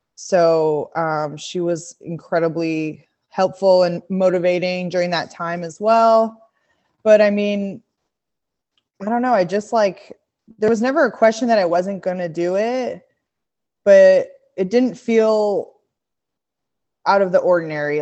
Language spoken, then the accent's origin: English; Montreal, Quebec, Canada; moved away as an adult; also born or lived in Australia; now in Bentonville, United States; that's where I'm from, Montreal, Quebec, Canada